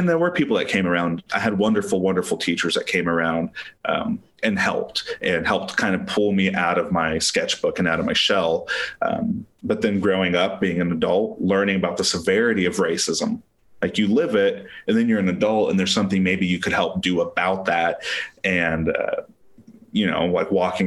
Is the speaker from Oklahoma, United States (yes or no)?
yes; Tulsa, Oklahoma, United States; born or raised there; also born or lived in Springfield, Missouri